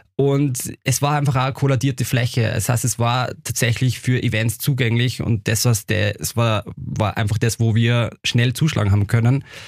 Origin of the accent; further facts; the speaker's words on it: Upper Austria, Austria; now in Vienna, Austria; ich persönlich bin ja selber aus Oberösterreich